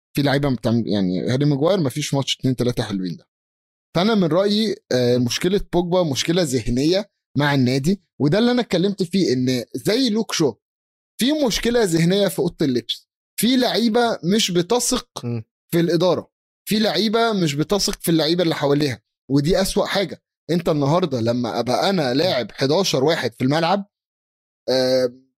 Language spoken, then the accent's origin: Arabic; Egypt